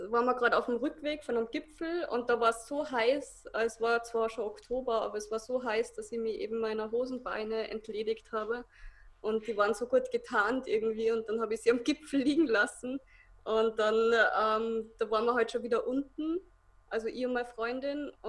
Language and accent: German; Salzburg, Austria; ich komme aus Salzburg